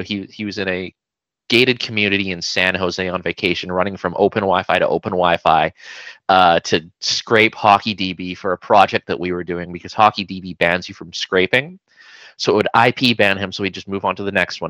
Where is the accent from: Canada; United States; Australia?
Canada; Vancouver, British Columbia; I'm uh I'm from Vancouver, BC, so I've I've been in the uh, the Lower Mainland all my life.